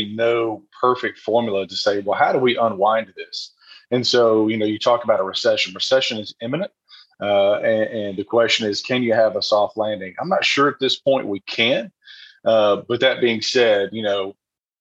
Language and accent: English; Franklin, Tennessee, United States; also born or lived in Maury County, Tennessee; I grew up here in Middle Tennessee, went to Franklin High School